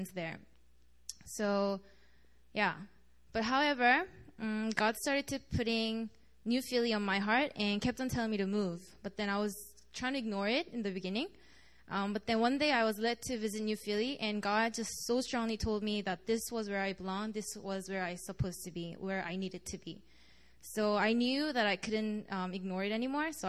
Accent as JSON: {"language": "English", "town": "Montreal", "region": "Quebec", "country": "Canada", "moved": "as an adult", "lives_now": "Korea", "said": "I'm from Montreal, and I came to Korea last semester as an exchange student."}